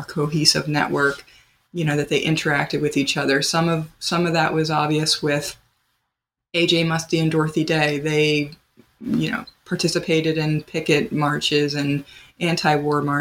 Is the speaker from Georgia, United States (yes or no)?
no; Pennsylvania, United States; now in Wisconsin, United States; I'm from Pennsylvania